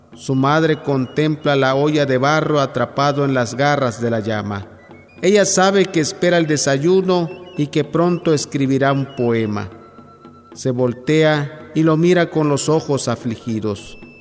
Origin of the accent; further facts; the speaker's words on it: Tapotzingo, Tabasco, Mexico; first language Yokot'an (Chontal of Tabasco); Spanish is a second language; Nací el 4 de agosto de 1978 originario del poblado Tapocingo, Nacajuca, Tabasco